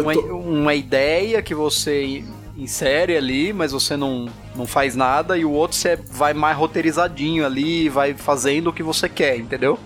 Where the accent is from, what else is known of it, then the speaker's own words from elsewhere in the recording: São Paulo, Brazil; pra gente que é de São Paulo